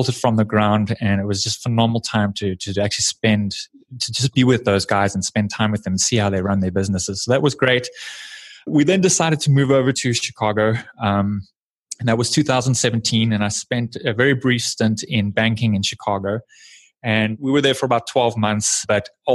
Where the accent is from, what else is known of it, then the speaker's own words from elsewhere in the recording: South Africa; moved away as an adult; now in United States; I was born and raised in South Africa.